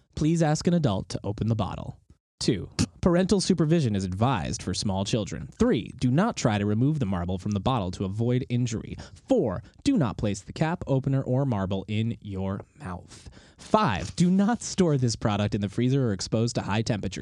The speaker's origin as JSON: {"language": "English", "region": "Connecticut", "country": "United States", "tie": "born or raised there", "said": "I grew up in Connecticut"}